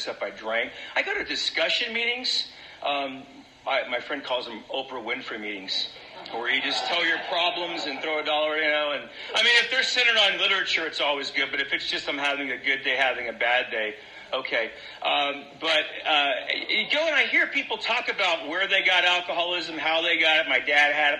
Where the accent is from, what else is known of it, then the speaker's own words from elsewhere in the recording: Central California, United States; I came from, I was raised up in Central California in a farming community